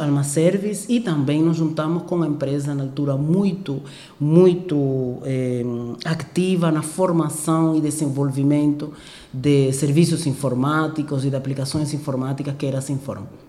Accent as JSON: {"language": "Portuguese", "country": "Cuba", "tie": "born or raised there", "also_born_or_lived": "Ukraine / Havana, Cuba", "second_language": "Portuguese", "moved": "as an adult", "lives_now": "Angola", "said": "eu sou cubana, eu nasci em Cuba uhum. é, e também sou angolana."}